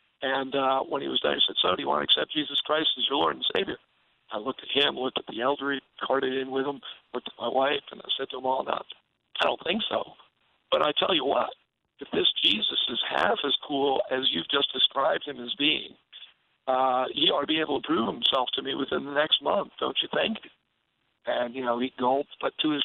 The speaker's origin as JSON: {"language": "English", "region": "New York", "country": "United States", "tie": "born or raised there", "said": "I was raised in New York"}